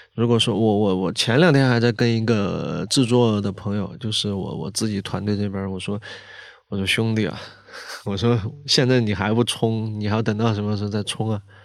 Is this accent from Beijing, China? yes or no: no; southeastern Sichuan, China; 四川东南部，山，山，山区，跟他们贵州正好挨着